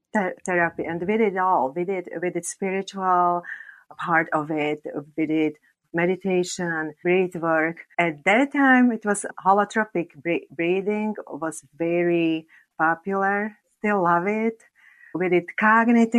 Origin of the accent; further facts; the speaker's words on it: Slovakia; English is a second language; I am from Slovakia